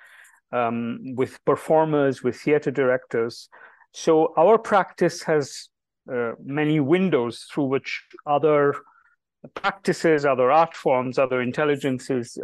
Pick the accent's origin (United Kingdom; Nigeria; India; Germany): India; Delhi; Jibesh and I were born and raised in Delhi, and we received our education entirely in Delhi.